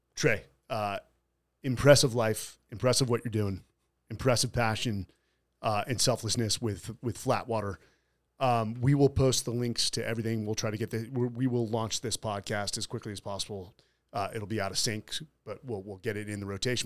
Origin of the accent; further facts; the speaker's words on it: San Francisco, California, United States; I'm from San Fr, San Francisco